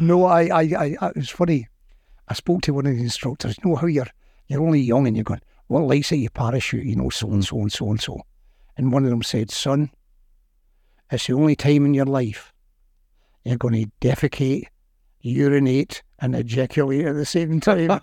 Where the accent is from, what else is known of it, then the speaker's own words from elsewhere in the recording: Glasgow, Scotland, United Kingdom; also born or lived in Carntyne, Glasgow; I was born in Shelston.